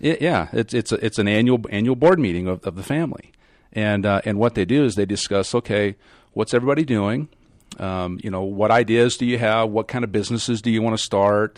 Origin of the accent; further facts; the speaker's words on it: Kansas, United States; I was raised in Kansas